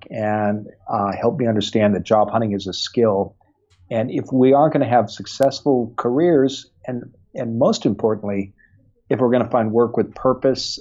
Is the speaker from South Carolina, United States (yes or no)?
no; Iowa, United States; I grew up in the American Midwest in Iowa